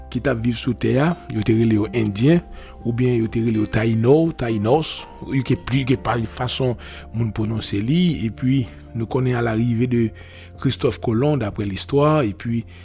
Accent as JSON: {"language": "French", "country": "Haiti", "said": "moi-même, en tant qu'haïtien, je m'm pas dire le mal prend parce que nous pas tourner dans l'esclavage encore."}